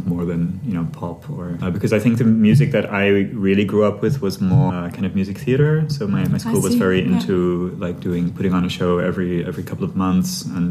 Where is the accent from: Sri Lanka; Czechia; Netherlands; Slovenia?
Sri Lanka; I grew up in Sri Lanka